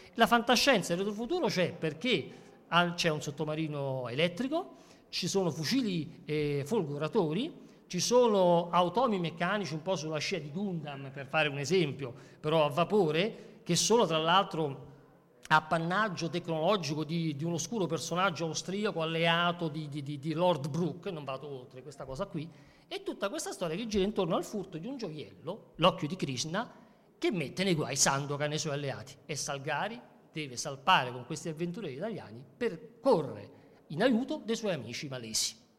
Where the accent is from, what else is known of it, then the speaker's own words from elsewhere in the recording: Ciociaria, Lazio, Italy; io sono un mediterraneo a tutti gli effetti, sono un ciociaro addirittura, no? vivo da, vicino a Roma.